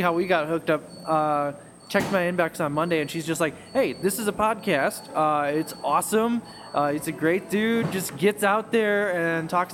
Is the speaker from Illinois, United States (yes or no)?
yes; Chicago, Illinois, United States; I'm from here